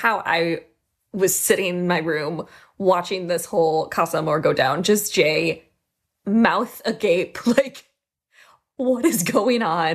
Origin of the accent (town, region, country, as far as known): Ireland